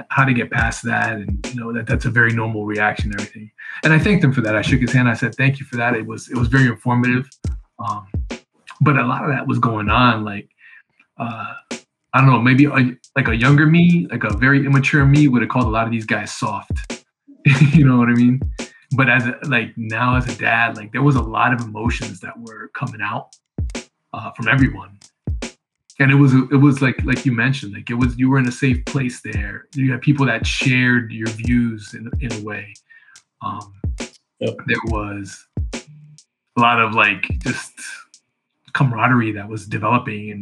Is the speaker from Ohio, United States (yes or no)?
no; Connecticut, United States; we grew up in Connecticut